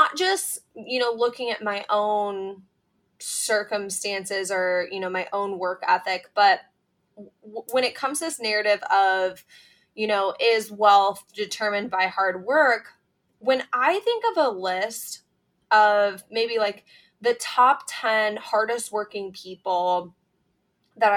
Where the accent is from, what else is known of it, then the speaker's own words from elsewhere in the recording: Iowa, United States; I grew up in the Midwest. I grew up in a small town in Iowa.